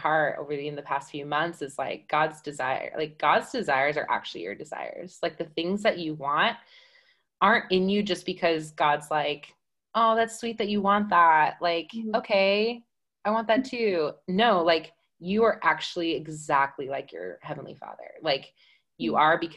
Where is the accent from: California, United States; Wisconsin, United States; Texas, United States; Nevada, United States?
Wisconsin, United States; also born or lived in Ohio; now in Reading; I'm originally from Wisconsin, but moved here from Ohio. So I'm a Midwest girl at heart.